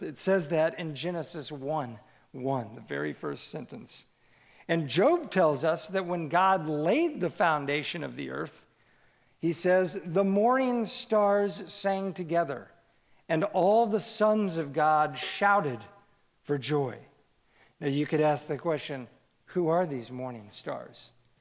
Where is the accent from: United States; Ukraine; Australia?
United States; Kansas City; I grew up in Kansas City, the youngest of three boys